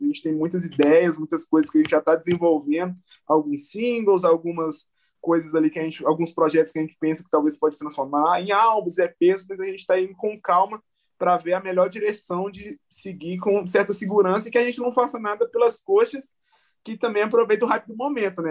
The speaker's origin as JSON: {"language": "Portuguese", "town": "Belo Horizonte", "region": "Minas Gerais", "country": "Brazil", "tie": "born or raised there", "said": "eu sou da Zona Norte de, de BH, é, basicamente da região de Venda Nova, né, que chama aqui. E eu fui, eu nasci na, na Avenida Vilarinho"}